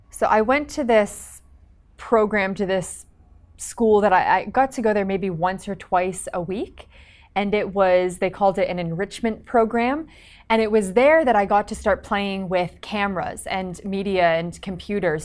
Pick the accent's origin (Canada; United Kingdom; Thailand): Canada; now in Los Angeles, United States; I am a Canadian entrepreneur now living in Los Angeles